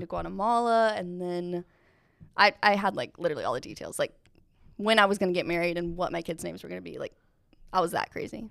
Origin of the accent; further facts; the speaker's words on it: Asheville, North Carolina, United States; moved away; I am from Asheville, North Carolina